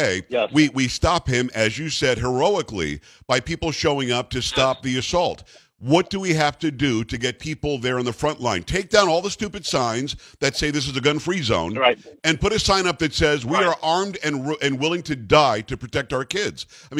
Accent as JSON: {"language": "English", "region": "Texas", "country": "United States", "said": "I, as a Texan"}